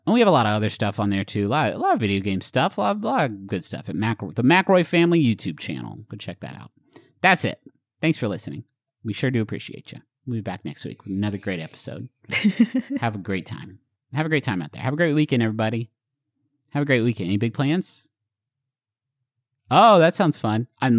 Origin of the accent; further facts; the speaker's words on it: Huntington, West Virginia, United States; Growing up in Huntington